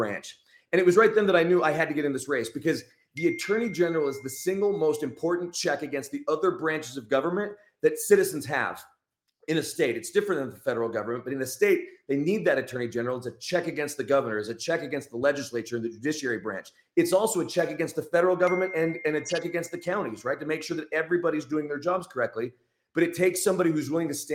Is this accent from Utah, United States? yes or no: yes; Utah, United States; I'm from Utah, grew up in Utah, went to BYU